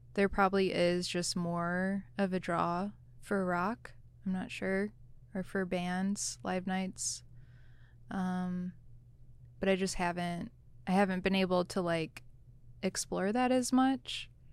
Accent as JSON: {"language": "English", "region": "Michigan", "country": "United States", "tie": "born or raised there", "moved": "as an adult", "said": "I grew up in Michigan, went to school in Michigan, and didn't leave until I was in the military."}